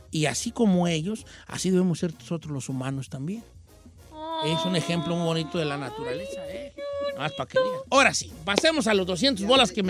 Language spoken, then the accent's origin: Spanish; Yucatán, Mexico; moved away; soy de Yucatán